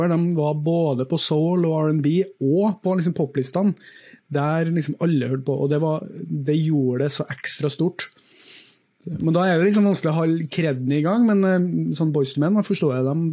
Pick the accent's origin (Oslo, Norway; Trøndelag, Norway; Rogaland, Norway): Trøndelag, Norway; Grong; Eh, og glem at jeg er fra Grong akkurat nå. Men jeg vokste opp i Grong. Kommer fra en, en gård